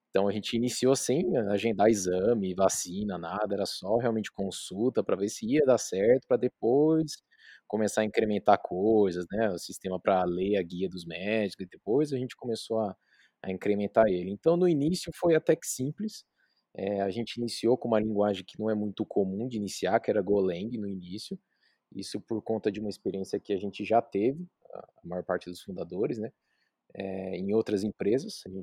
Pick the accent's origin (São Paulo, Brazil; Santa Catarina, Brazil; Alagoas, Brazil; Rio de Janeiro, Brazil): São Paulo, Brazil; now in Bauru, Brazil; eu vim de São Paulo morar em Bauru, então não tinha acesso a, a plano, nem nada particular